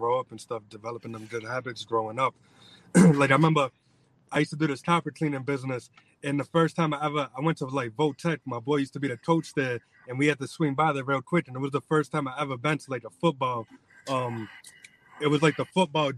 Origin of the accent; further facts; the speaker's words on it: New Bedford, Massachusetts, United States; I'm from New Bedford, born and raised, and I go to school in Fall River.